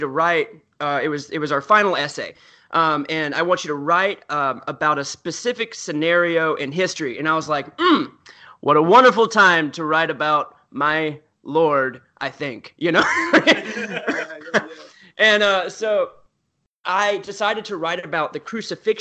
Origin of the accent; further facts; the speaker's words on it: the South, United States; I grew up in the South